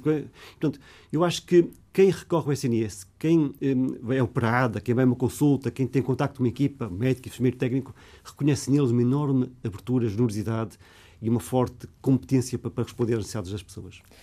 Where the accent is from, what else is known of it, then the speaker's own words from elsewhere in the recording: Porto, Norte, Portugal; also born or lived in Lisbon; Porto é a minha cidade natal de eleição.